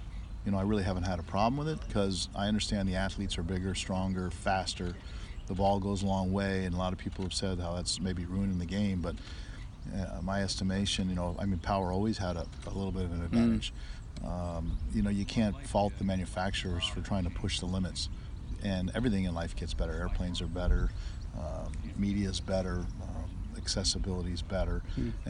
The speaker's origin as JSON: {"language": "English", "country": "United States", "said": "I'm American"}